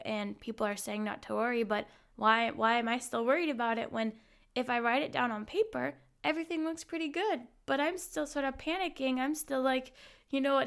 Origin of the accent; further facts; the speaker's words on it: Hawaii, United States; moved away as an adult; now in Munich, Germany; I'm originally from Hawaii, and I've been living in Munich, Germany since about, well, five years this week.